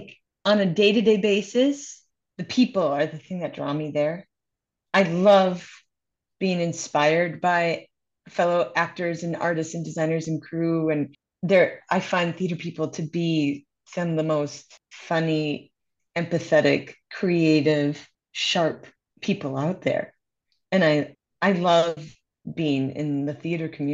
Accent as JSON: {"language": "English", "town": "Minneapolis", "region": "Minnesota", "country": "United States", "tie": "born or raised there", "moved": "yes", "lives_now": "New York City, United States", "said": "Growing up in Minneapolis, there was a theater company"}